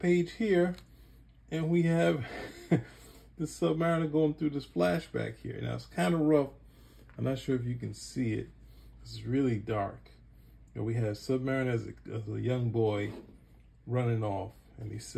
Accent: New York City, New York, United States; growing up in Brooklyn

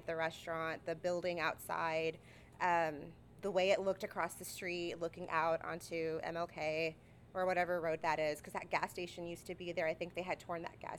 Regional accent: San Marcos, Texas, United States; also born or lived in Austin, Texas; I'm from San Marcos. I'm born and raised.

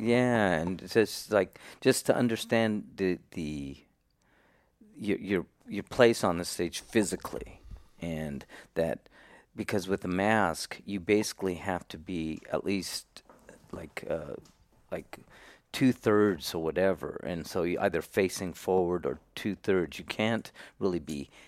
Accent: Salinas, California, United States; I was born and raised in Salinas, California

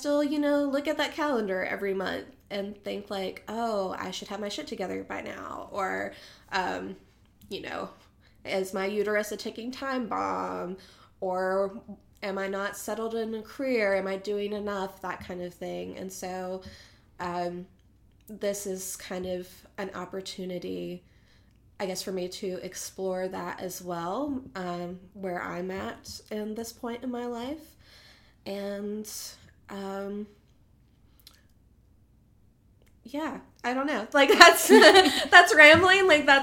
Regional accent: Boone, North Carolina, United States; moved away as an adult; now in Raleigh, United States; But I'm also Appalachian. I grew up close to Boone here in North Carolina and lived there most of my life until moved down to Raleigh

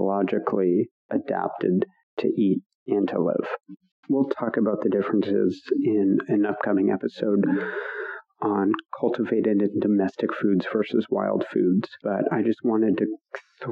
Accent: Pacific Northwest, United States; I grew up in the Pacific Northwest on a homestead.

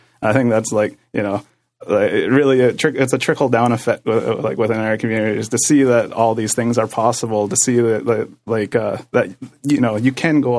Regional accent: Six Nations, Ontario, Canada

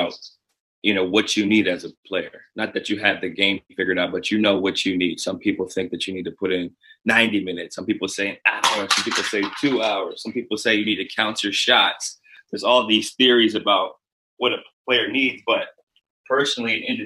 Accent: Canton, Ohio, United States; I'm from Canton, Ohio

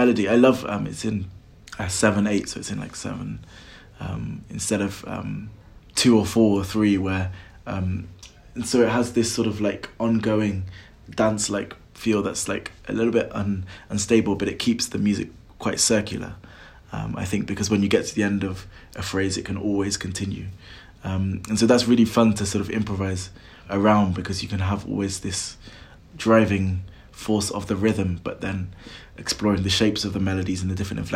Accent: Welsh, Wales, United Kingdom; being Welsh

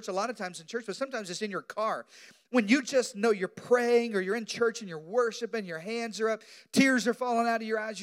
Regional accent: Arkansas, United States; moved away; I grew up in Arkansas, so mosquitoes are our state bird

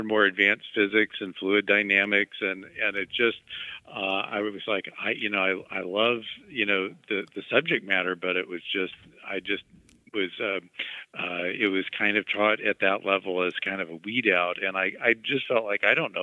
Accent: Mexico, Missouri, United States; I grew up in Mexico, Missouri, and we got some of the St. Louis television stations there

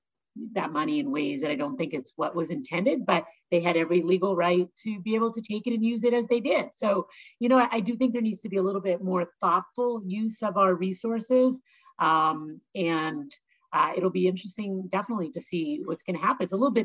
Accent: Canada; moved away; I'm from Canada

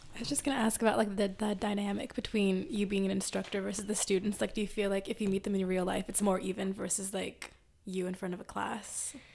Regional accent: California, United States; I'm from California

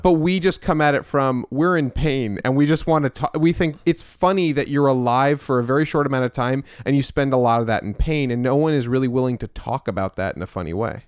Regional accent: Westchester, New York, United States; I was born in the city, um, but then we moved to Westchester with all the, uh, Jews.

